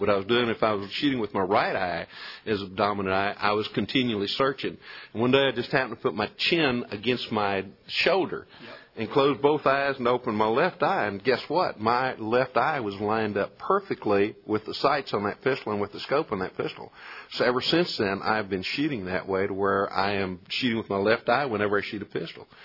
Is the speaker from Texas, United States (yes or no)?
yes; Colorado County, Texas, United States; When I was a youngster growing up in Colorado County